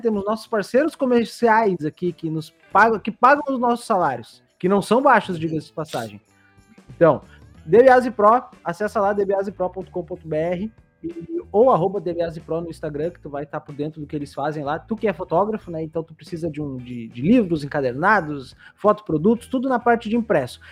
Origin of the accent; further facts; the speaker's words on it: Barbacena, Minas Gerais, Brazil; Quando eu era pequeno lá em Barbacena